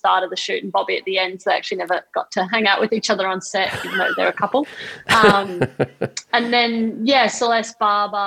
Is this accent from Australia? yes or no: yes; Australia; moved away as an adult; also born or lived in Los Angeles, United States; my point of difference with being an Australian in LA, or, you know, Australian abroad